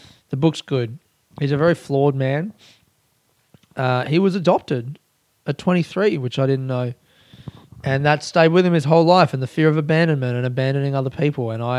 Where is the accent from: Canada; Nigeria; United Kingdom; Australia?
Australia; growing up in Australia